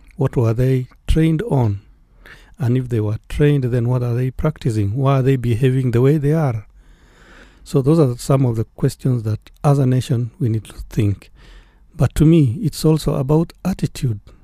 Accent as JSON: {"language": "English", "country": "Kenya", "said": "as Kenyans"}